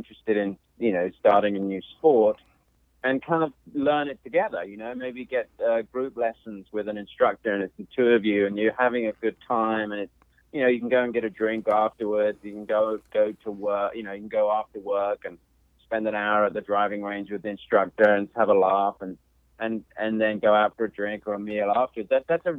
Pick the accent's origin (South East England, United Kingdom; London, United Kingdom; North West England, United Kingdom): London, United Kingdom; moved away; also born or lived in Macon, Georgia; I grew up in South London